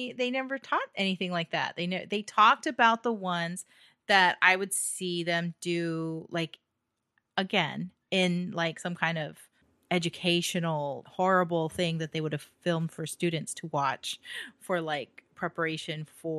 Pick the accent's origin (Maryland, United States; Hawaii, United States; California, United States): Hawaii, United States; That's the only thing I ever had growing up in Hawaii.